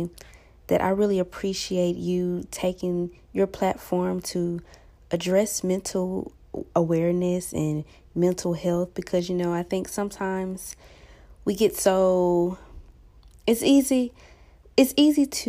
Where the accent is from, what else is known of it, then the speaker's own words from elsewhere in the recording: Huntsville, Alabama, United States; I was born and raised in Huntsville, Alabama